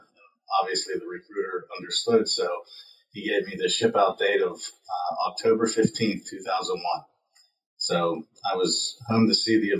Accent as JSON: {"language": "English", "town": "Pittsburgh", "region": "Pennsylvania", "country": "United States", "tie": "born or raised there", "said": "I came from Brookline, which is in the South Hills of the actual city of Pittsburgh proper. And I grew up there"}